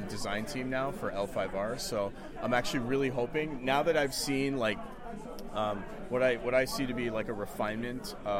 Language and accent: English; Toronto, Ontario, Canada; I'm from Toronto, Ontario, Canada